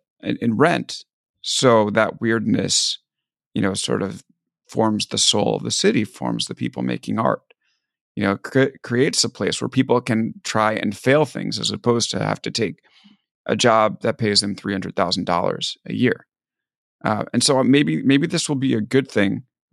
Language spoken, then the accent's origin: English; New York, United States; now in California, United States; Like, I was from New York. We don't do forest fires out there.